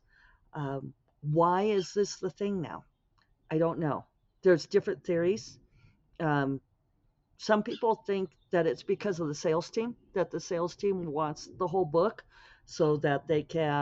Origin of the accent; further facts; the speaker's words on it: the Western US, United States; Growing up in the Western US, my conversational pacing is slower